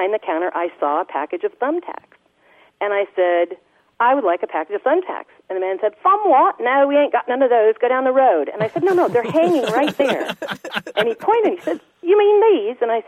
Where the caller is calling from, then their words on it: McKinleyville, California, United States; I'm calling from McKinleyville, California